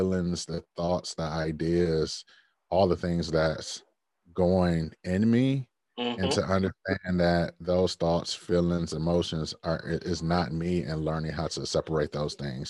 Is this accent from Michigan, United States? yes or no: yes; Detroit, Michigan, United States; I grew up in Detroit where death was just there